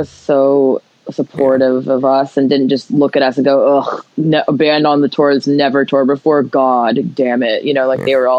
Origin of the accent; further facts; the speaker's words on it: Alabama, United States; now in Victoria, Canada; I'm from Alabama, which is hella Christian.